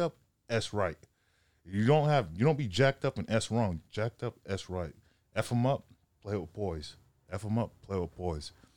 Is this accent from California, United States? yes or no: yes; Sacramento, California, United States; moved away as an adult; also born or lived in Los Angeles; I'm from Sac, um, up north, six hours north from L A. um, played high school ball up there, Grant High School